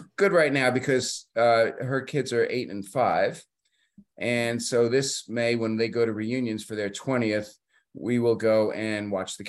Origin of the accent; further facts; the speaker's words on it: New Jersey, United States; So I was born in New Jersey in 1953, and I lived in a small suburban town, so basically a suburb town of New York.